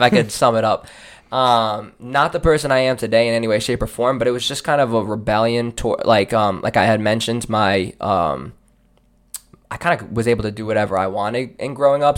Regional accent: Seekonk, Massachusetts, United States; born and raised in Seekonk

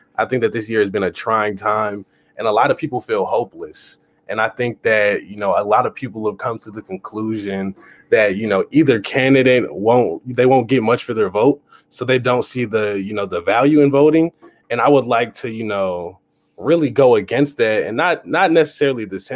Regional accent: Atlanta, Georgia, United States; I'm from Atlanta, Georgia

